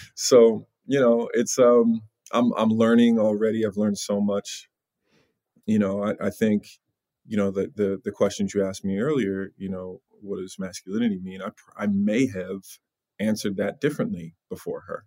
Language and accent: English; Long Island, New York, United States; grew up in Long Island.